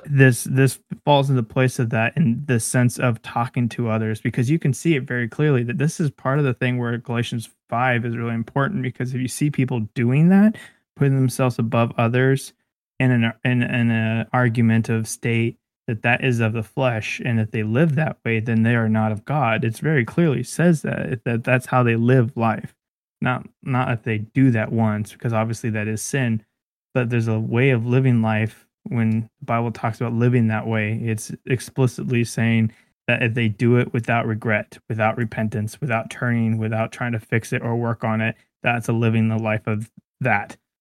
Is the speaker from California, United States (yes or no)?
yes; Bakersfield, California, United States; I was born in Bakersfield.